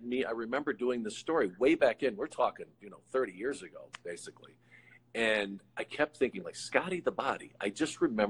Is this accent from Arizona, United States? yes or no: yes; Tucson, Arizona, United States; moved away as an adult; I grew up in Tucson, Arizona. It's not a big wrestling hub.